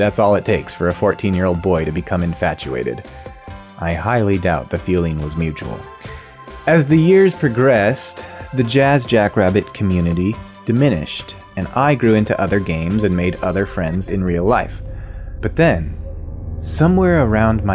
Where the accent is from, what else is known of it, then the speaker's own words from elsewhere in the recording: Washington, United States; I grew up in Washington State